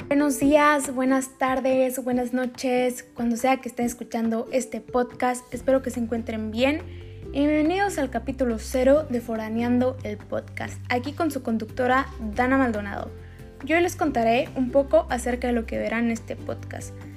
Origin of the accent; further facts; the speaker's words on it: Sonora, Mexico; moved away as an adult; also born or lived in Querétaro; Yo soy de Sonora